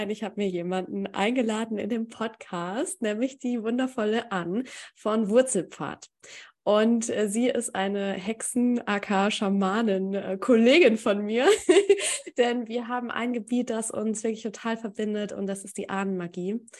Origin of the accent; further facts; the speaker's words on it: Poland; German is a second language; moved away as an adult; now in Germany; ich bin in Polen aufgewachsen. Ich bin nach Deutschland gekommen